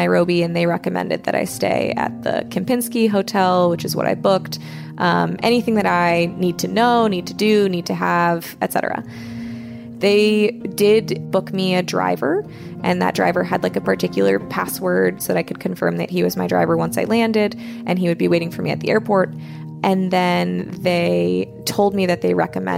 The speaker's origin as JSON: {"language": "English", "country": "United States", "said": "I'm American"}